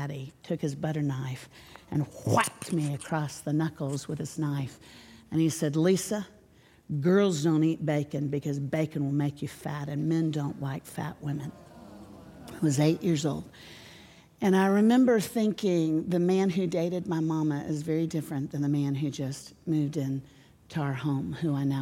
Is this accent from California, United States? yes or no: no; Orlando, Florida, United States; now in Nashville, United States; I grew up in Orlando